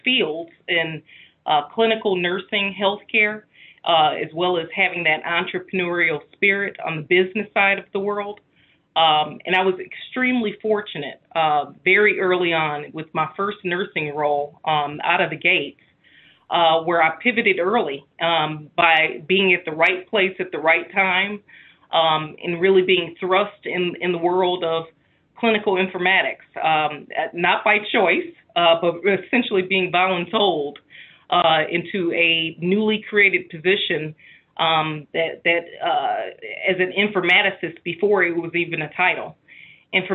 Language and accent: English; Chicago, Illinois, United States; my hometown in Chicago